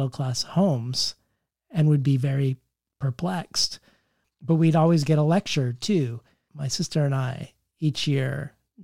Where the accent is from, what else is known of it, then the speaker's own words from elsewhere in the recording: Colorado, United States; I grew up in Colorado.